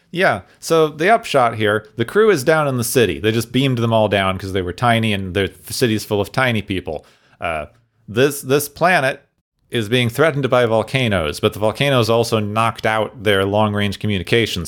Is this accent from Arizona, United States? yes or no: yes; Arizona, United States; I grew up, I grew up in Arizona